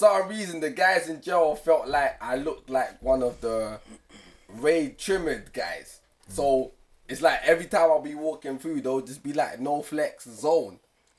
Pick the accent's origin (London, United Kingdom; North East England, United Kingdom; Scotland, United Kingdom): London, United Kingdom; Me, originally, I grew up in Grant Park, so that's NW9. So that's like Collindale side.